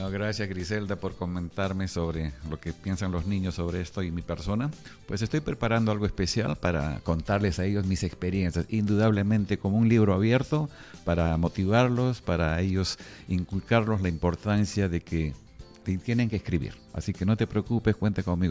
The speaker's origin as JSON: {"language": "Spanish", "country": "Peru", "said": "yo estoy haciendo como peruano"}